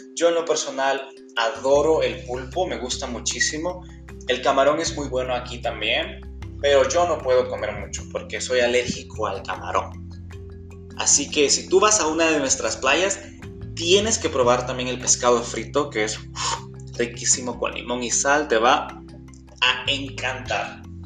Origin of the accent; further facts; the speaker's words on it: El Salvador; de El Salvador